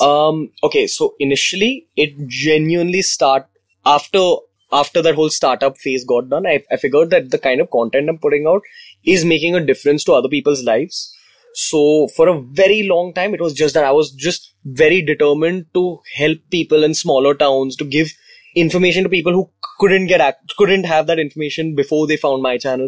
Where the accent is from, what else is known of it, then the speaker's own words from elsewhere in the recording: India; that's just the downside to being Indian